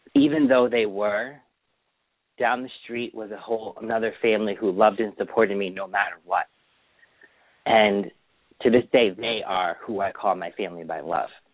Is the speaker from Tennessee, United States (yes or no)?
no; Springfield, Massachusetts, United States; also born or lived in Feeding Hills, Massachusetts; we moved from Springfield to um Feeding Hills, Mass in 1985